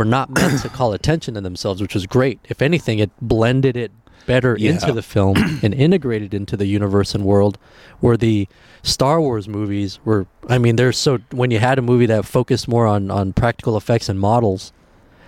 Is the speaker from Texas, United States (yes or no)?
yes; Texas, United States; first language Spanish; English is a second language; moved away as an adult; also born or lived in Mexico / Michigan / Colorado / California; now in Iowa, United States; Grew up in Texas